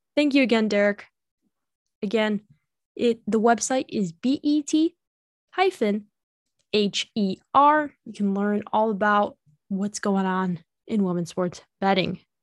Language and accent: English; Illinois, United States; I am from Illinois